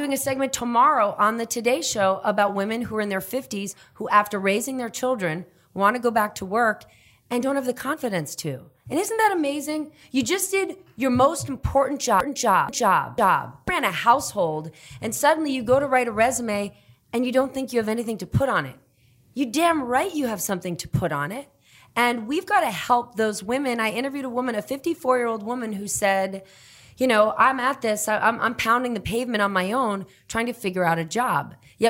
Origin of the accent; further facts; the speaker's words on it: New Jersey, United States; moved away; also born or lived in Kenya / Guatemala / Costa Rica / Italy; I grew up in New Jersey